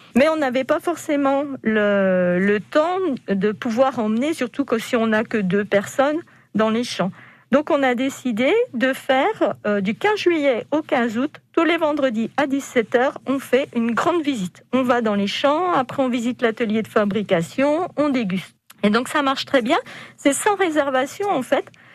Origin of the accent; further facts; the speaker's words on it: Dijon, Bourgogne-Franche-Comté, France; Moi, je me sens bourguignonne avant tout. Avant d'être française, je suis bourguignonne. Je suis jeunesse, je suis née à Dijon